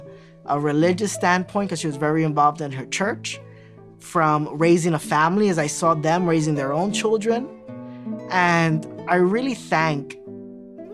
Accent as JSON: {"language": "English", "town": "New York City", "region": "New York", "country": "United States", "tie": "born or raised there", "said": "I grew up in Williamsburg, Brooklyn, 5-floor building"}